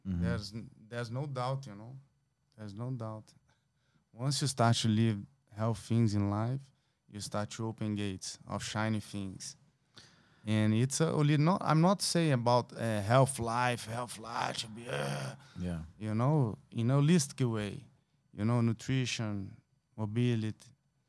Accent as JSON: {"language": "English", "country": "Brazil", "said": "It's my first time. I'm from Brazil."}